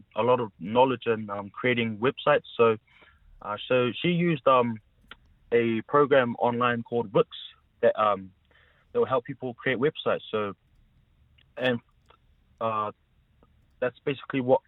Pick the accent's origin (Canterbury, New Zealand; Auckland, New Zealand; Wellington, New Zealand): Wellington, New Zealand; Porirua; also born or lived in Samoa; I'm a Samoan born, but obviously brought up in Porirua most of my life